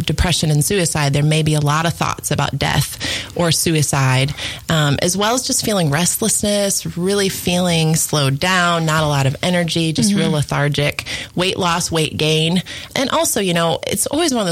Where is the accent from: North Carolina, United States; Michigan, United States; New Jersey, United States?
Michigan, United States; I grew up in Michigan